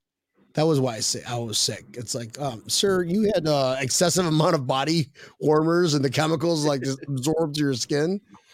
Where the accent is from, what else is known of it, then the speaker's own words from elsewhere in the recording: United Kingdom; I'm not from here, mate. I'm from Great Britain.